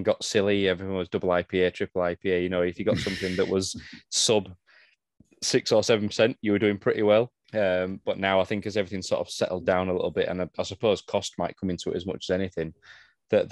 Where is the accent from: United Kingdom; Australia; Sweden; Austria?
United Kingdom; being British